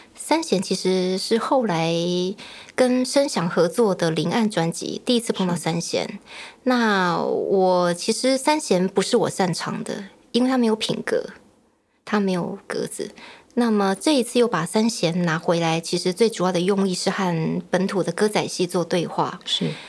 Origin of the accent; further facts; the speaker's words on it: Tamsui, New Taipei, Taiwan; 我是成长在淡水，以前读艺专的时候就坚持要回淡水